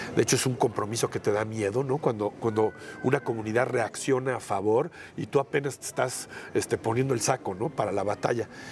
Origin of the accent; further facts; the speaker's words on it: Cholula, Puebla, Mexico; a Cholula, de donde soy